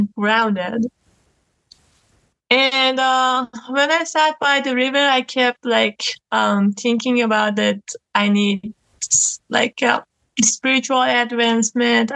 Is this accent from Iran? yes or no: yes; Iran; now in Canada; I was born in Iran, and my mother was also born there